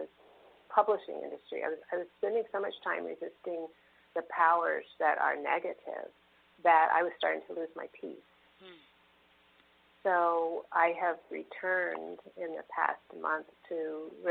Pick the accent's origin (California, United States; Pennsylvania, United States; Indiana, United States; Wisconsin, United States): California, United States; San Francisco; growing up in San Francisco